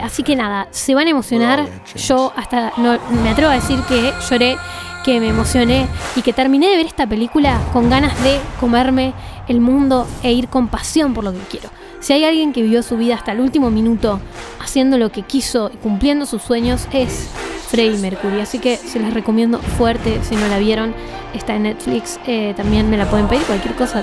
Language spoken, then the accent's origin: Spanish; Bariloche, Río Negro, Argentina; si somos de Bariloche